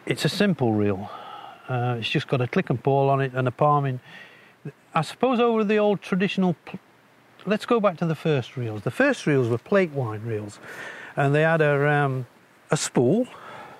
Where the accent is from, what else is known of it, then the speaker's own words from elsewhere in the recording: High Peak, Derbyshire, East Midlands, United Kingdom; now in Barnard Castle, United Kingdom; I was born in the High Peaks in Derbyshire